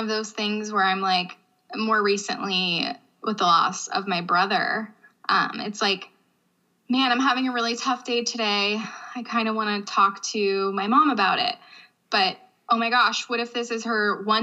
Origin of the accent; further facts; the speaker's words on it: Youngstown, Ohio, United States; moved away as an adult; I am from Northeast Ohio, a small suburb of Youngstown, Ohio